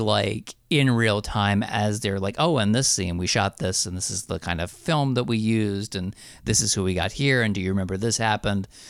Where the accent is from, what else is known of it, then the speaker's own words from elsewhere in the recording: New Jersey, United States; also born or lived in Astoria, Queens, New York; now in New York, United States; I'm from Jersey originally. I live in, I live in Astoria, Queens now.